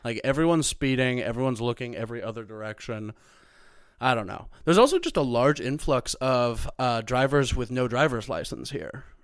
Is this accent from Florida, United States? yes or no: no; Missouri, United States; moved away as an adult; also born or lived in Chicago; now in Los Angeles, United States; I'm from Missouri